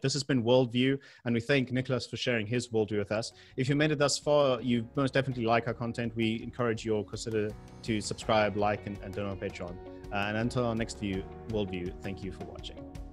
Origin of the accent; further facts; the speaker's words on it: South Africa; being a South African and the benefits and the reasons why we live there